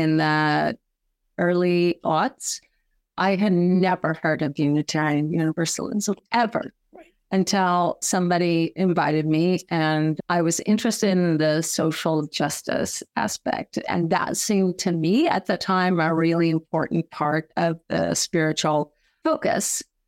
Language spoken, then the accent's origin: English; Bakersfield, California, United States; moved away as an adult; I grew up in Bakersfield. I left as soon as I could and thought I wouldn't be living here again and came back about 25 years later